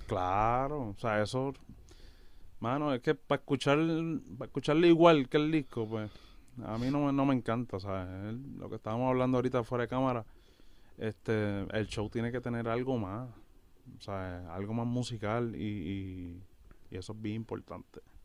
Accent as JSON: {"language": "Spanish", "area": "Yauco and Ponce", "region": "southern Puerto Rico", "country": "Puerto Rico", "tie": "born or raised there", "also_born_or_lived": "Bayamón, Puerto Rico", "moved": "as an adult", "said": "Somos del sur de Puerto Rico, de Yauco y de Ponce."}